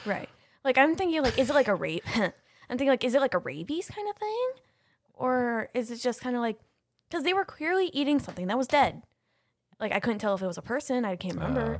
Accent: Ohio, United States; I'm literally from Ohio.

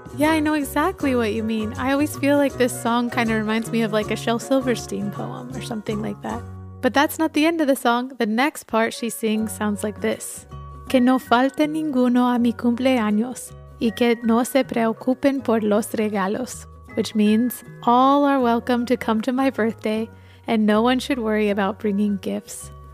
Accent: Quito, Pichincha, Ecuador; moved away; Quito, Ecuador, which is where I grew up as a child.

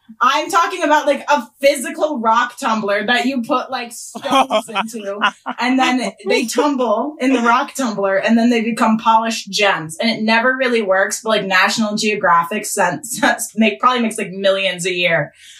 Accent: Massachusetts, United States; I'm from Massachusetts.

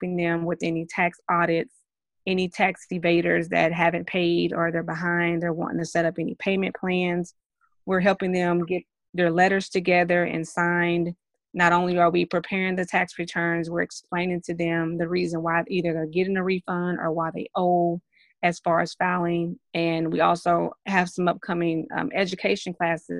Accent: Dallas, Texas, United States; now in Lewisville, United States; I currently reside in Lewisville, but I am from Dallas, Texas

